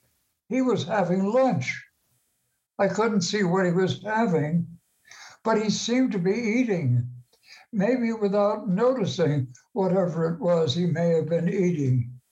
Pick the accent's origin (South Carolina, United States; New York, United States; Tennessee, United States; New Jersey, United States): New Jersey, United States; Maplewood; I grew up in Maplewood nearby